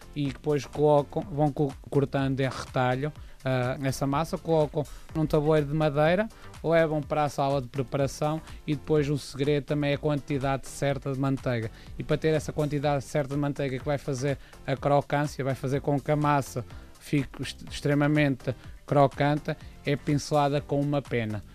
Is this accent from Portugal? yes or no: yes; Montemor-o-Velho, Centro, Portugal; eu sou de Monte Mor Velho